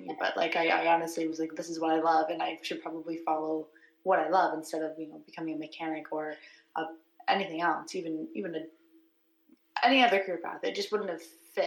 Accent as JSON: {"language": "English", "town": "Brighton", "region": "Ontario", "country": "Canada", "tie": "born or raised there", "said": "I grew up in the Quinney area, actually grew up in Brighton"}